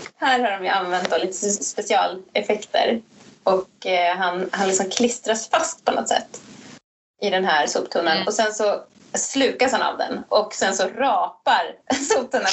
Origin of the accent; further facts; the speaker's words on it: Sweden; jag är för svensk